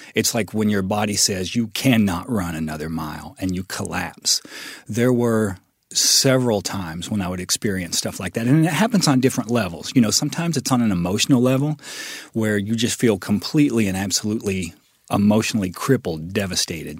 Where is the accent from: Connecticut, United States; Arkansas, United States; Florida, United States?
Arkansas, United States; West Memphis; born or raised there